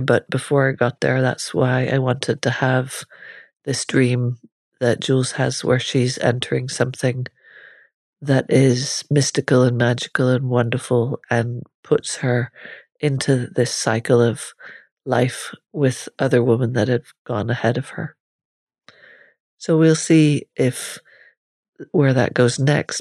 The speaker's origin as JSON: {"language": "English", "country": "Ireland", "tie": "born or raised there", "said": "growing up in Ireland at the time I was growing up as well"}